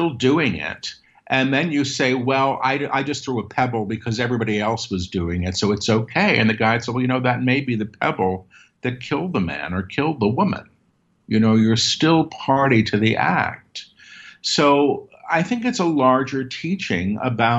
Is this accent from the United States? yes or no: yes; New York City, New York, United States; I grew up in Manhattan.